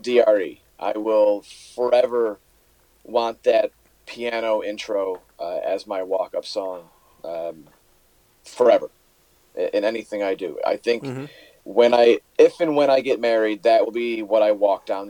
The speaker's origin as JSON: {"language": "English", "town": "Hometown", "region": "Illinois", "country": "United States", "tie": "born or raised there", "also_born_or_lived": "Berwyn, Illinois", "moved": "yes", "lives_now": "Traverse City, United States", "said": "Hometown Illinois is actually my hometown. That's where I was. That's where I grew up"}